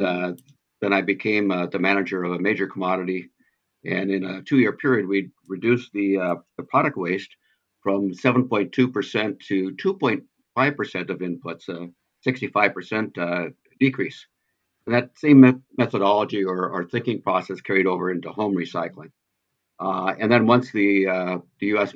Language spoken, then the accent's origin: English; Pacific Northwest, United States; I'm from the Pacific Northwest